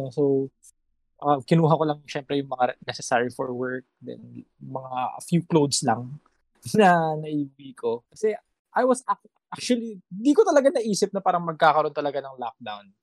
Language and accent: Tagalog; Ilocos Region, Philippines; also born or lived in Manila; taga Ilocos talaga ako. Pero siyempre, I was in Manila nung nag-start yung lahat ng kaguluhang ito.